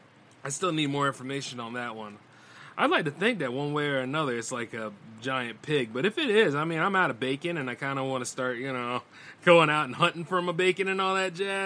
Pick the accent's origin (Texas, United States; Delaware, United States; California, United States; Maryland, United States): Delaware, United States; I'm from Delaware